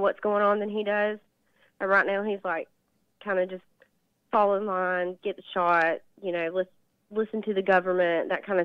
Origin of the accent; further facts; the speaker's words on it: Dale County, Alabama, United States; I'm from Sweet Home, Alabama as well